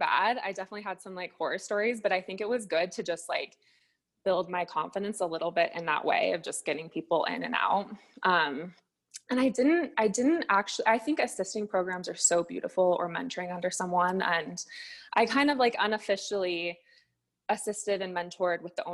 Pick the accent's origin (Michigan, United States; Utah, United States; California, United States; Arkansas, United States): Utah, United States; Salt Lake City; I'm from Salt Lake City, Utah